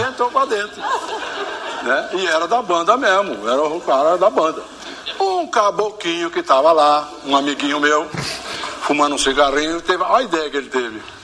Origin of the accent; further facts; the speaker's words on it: São Joaquim da Barra, São Paulo, Brazil; Minha terra, quando eu falo minha terra é São Joaquim da Barra. Né? Quando Quando era garoto em São Joaquim da Barra